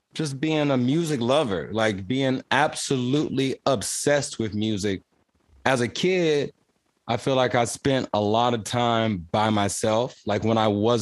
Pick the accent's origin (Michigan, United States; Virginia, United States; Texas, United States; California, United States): Texas, United States; Houston; I'm an artist from Houston, Texas.